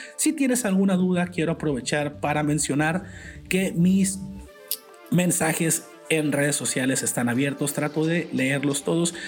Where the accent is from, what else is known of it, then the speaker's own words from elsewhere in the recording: Culiacán, Sinaloa, Mexico; soy originario de Culiacán, Sinaloa, en el noroeste de México